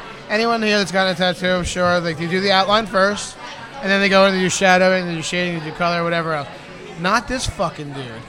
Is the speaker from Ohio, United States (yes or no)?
no; New Jersey, United States; We're from New Jersey.